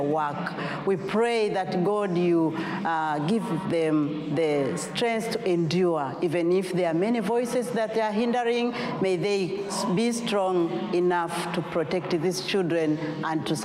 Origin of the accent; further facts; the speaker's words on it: Tanzania; I come from East Africa, the country called Tanzania